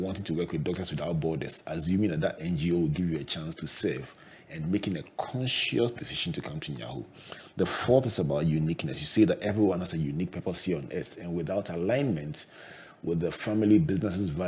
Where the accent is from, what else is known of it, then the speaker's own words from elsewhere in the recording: Takoradi, Western Region, Ghana; when I was growing up in Takoradi with my favorite family doctor, Dr. Decker